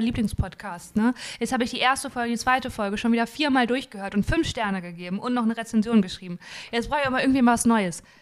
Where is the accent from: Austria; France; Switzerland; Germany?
Germany; Dinslaken, North Rhine-Westphalia; Ich komme ja aus Dienstlaken, das ist ja an der Nähe, in der Nähe vom Ruhrgebiet